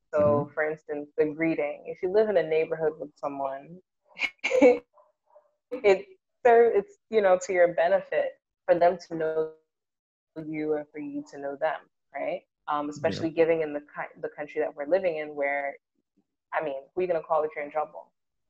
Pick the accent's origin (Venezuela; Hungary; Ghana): Ghana; And I'm like, but wow, I'm Ghanaian.